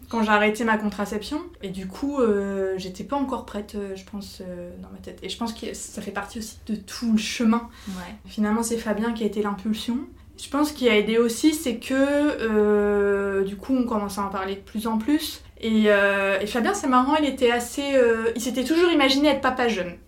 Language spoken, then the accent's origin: French; Nord, Hauts-de-France, France; Je suis originaire du Nord